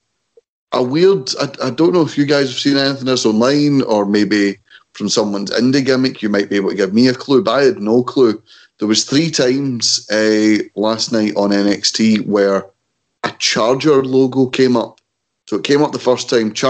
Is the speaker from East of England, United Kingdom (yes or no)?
no; Scotland, United Kingdom; we're Scottish